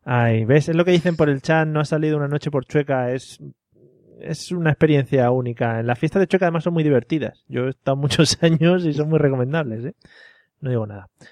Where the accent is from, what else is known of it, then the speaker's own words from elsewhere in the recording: Madrid, Community of Madrid, Spain; los de Madrid siempre llevamos un bocata de calamares envuelto en albal